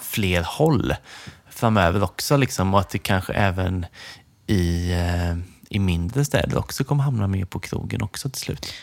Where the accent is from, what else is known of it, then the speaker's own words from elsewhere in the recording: Nässjö, Jönköping County, Sweden; moved away; jag är ju från Nässjö egentligen